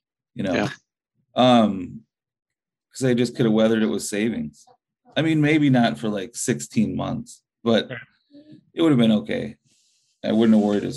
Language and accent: English; Chautauqua, Wisconsin, United States; growing up in Chautauqua